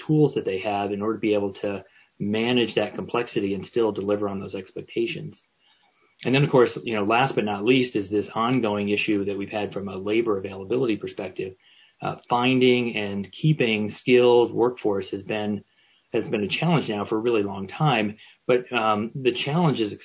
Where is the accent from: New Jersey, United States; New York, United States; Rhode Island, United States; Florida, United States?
Rhode Island, United States; Newport; my hometown of Newport, Rhode Island